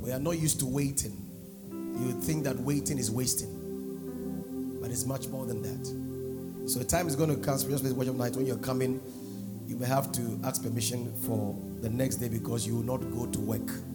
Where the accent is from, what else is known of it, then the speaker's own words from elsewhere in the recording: Nigeria; I was brought up in Nigeria